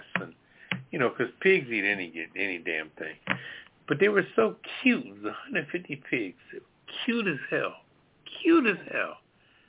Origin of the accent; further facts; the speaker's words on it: Florence, South Carolina, United States; moved away; also born or lived in Myrtle Beach; I was raised down in Myrtle Beach on the countryside of Florence.